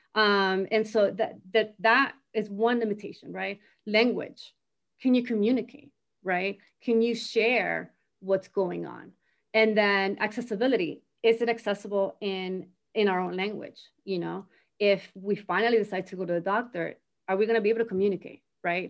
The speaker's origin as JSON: {"language": "English", "town": "Miami", "region": "Florida", "country": "United States", "tie": "born or raised there", "also_born_or_lived": "Argentina", "moved": "as an adult", "lives_now": "North Carolina, United States", "said": "I grew up in Miami"}